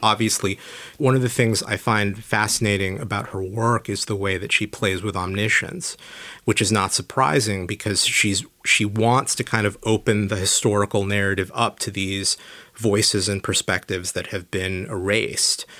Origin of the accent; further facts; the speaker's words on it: San Diego, California, United States; moved away; I grew up in San Diego